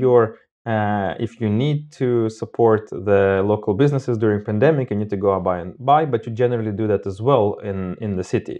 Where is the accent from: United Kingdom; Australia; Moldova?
Moldova; moved away as an adult; also born or lived in Armenia (ancestry); now in Sweden; I'm originally not from Sweden. I'm from Moldova with basic roots from all sorts of places.